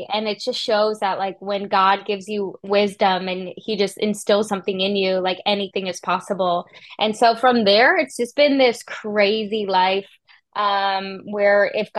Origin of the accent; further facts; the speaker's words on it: Canada; now in United States; I felt him call me to the US, and I'm from Canada